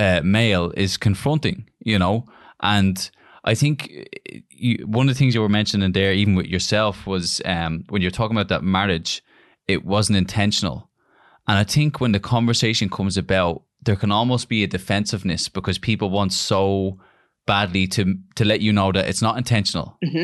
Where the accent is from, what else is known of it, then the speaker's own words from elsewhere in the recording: Ireland; moved away; So my background, my girlfriend's black and I'm Irish.